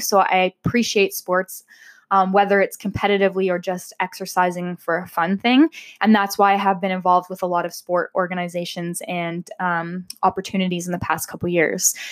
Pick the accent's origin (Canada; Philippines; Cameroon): Canada; Amherstburg, Ontario; now in Windsor, Canada; I grew up in Amherstburg